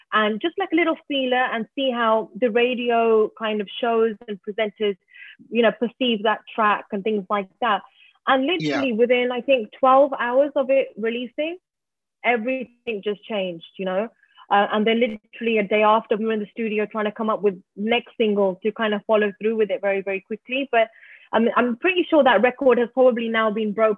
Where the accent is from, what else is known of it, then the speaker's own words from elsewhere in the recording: London, United Kingdom; moved away as an adult; now in Mumbai, India; I'm British Asian, born and bred in London